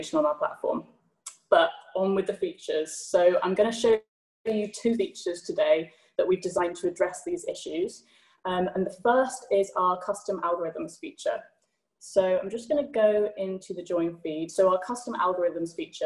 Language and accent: English; United Kingdom; as a Brit